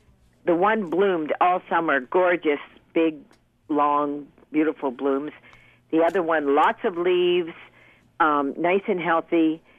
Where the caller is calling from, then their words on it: Bowmanville, Ontario, Canada; Hi, good morning, and I'm from Bowmanville.